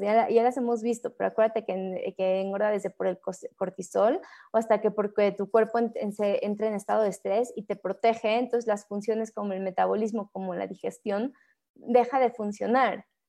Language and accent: Spanish; Mexico; como mexicanos